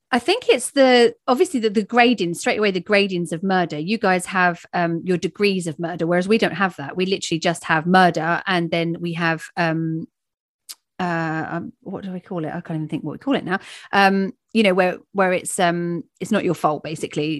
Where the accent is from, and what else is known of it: England, United Kingdom